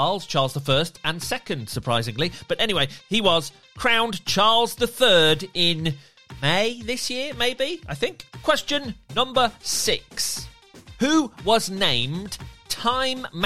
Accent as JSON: {"language": "English", "region": "England", "country": "United Kingdom", "said": "being an Englishman"}